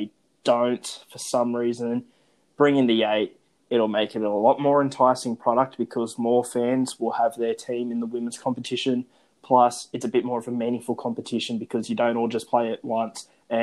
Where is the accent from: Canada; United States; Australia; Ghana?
Australia; Well, for me, and I'd argue a lot of the listeners, back home to Australia